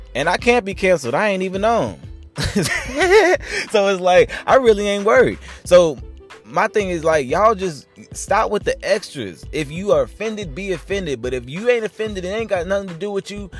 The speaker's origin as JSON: {"language": "English", "region": "North Carolina", "country": "United States", "said": "I'm from North Carolina"}